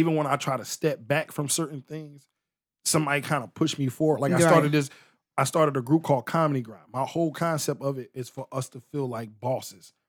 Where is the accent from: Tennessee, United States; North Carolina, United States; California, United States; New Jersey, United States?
New Jersey, United States; Newark; I'm from Newark